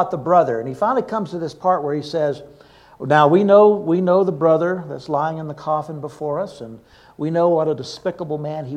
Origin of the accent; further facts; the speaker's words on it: Jackson, Mississippi, United States; When I was a child growing up in Jackson, Mississippi